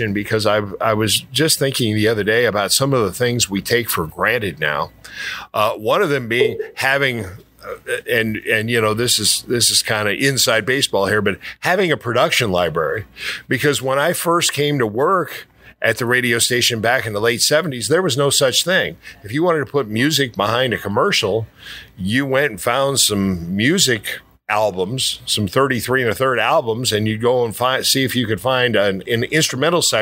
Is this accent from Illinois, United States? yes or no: yes; Alton area, Illinois, United States; I found myself owning the radio station in my hometown